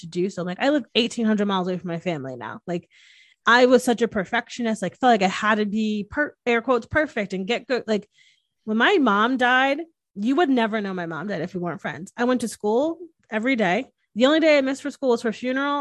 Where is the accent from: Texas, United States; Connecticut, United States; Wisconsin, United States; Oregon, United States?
Connecticut, United States; moved away as an adult; growing up in the Northeast, and not my family, but just like how traditional Connecticut is